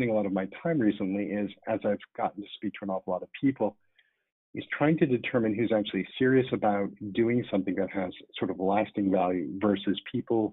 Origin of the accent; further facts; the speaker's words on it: New York, United States; as a New Yorker